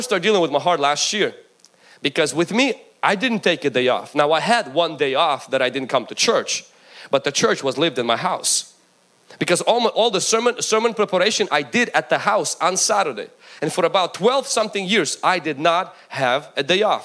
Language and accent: English; Ukraine; moved away; When I grew up in Ukraine